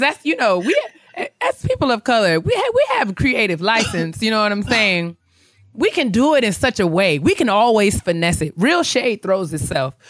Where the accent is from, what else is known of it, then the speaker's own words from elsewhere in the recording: White Plains, New York, United States; I'm from White Plains